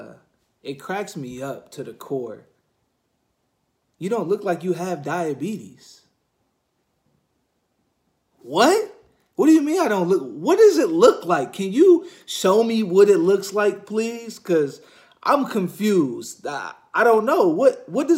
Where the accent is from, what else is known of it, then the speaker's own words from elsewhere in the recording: Ypsilanti, Michigan, United States; I am from Ypsilanti, Michigan